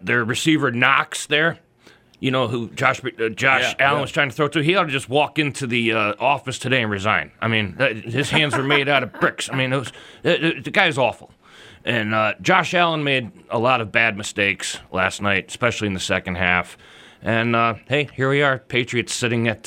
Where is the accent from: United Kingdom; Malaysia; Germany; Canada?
Germany; I was born in Germany, so I like to have, you know, my fellow countrymen.